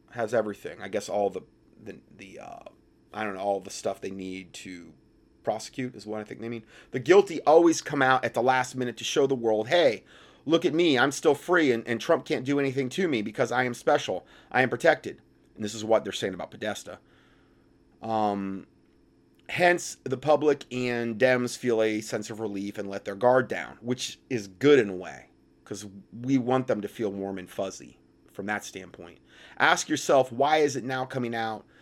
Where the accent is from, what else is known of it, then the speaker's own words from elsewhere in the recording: Hickory, North Carolina, United States; Which is basically my hometown